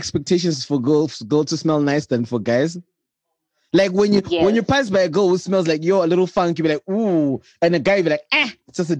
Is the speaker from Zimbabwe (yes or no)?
yes; Bulawayo, Zimbabwe; accent: Shona; I am one of those Shona people where, because I think I grew up in Bulawayo